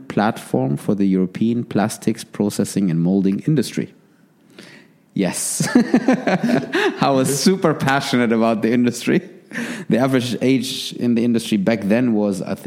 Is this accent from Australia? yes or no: no; Germany; moved away as an adult; also born or lived in Manchester / Paris; I was very privileged to be born and raised in Germany